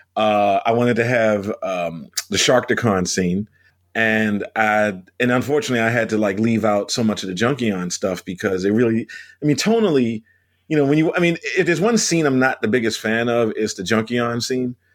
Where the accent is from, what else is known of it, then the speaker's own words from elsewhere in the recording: Baltimore, Maryland, United States; moved away; I'm from Baltimore